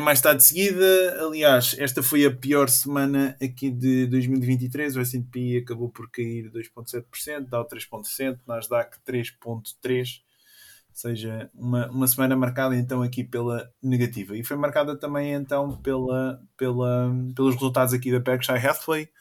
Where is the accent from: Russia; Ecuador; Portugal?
Portugal; Oeste; sou da Zona Oeste